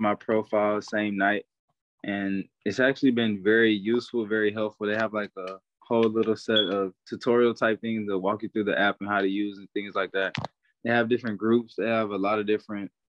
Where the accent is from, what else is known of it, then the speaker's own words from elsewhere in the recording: Houston, Texas, United States; I'm from Houston, Texas, 20 years old right now